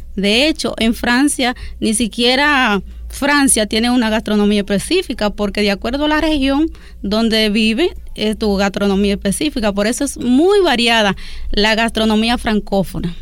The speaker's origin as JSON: {"language": "Spanish", "region": "Duarte", "country": "Dominican Republic", "said": "nuestro país, la República Dominicana"}